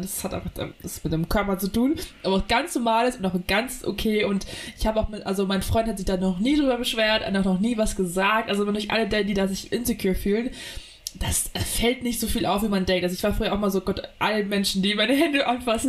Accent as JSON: {"language": "German", "area": "Munich area", "region": "Bavaria", "country": "Germany", "tie": "born or raised there", "said": "als Münchner Dorfkind"}